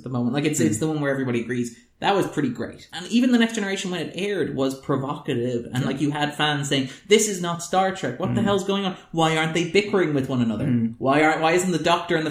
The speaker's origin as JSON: {"language": "English", "country": "Ireland", "said": "as an Irish person"}